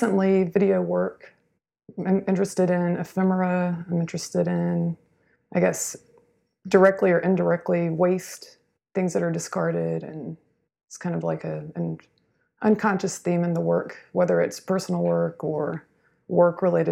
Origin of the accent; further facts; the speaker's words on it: a small town in Georgia, United States; moved away as an adult; now in Houston, United States; I am from a small town in Georgia, and moved here in 2004 for grad